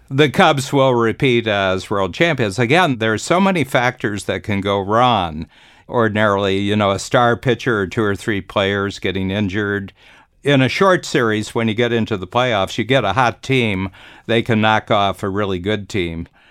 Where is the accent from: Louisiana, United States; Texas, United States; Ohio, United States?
Ohio, United States; I'm from Ohio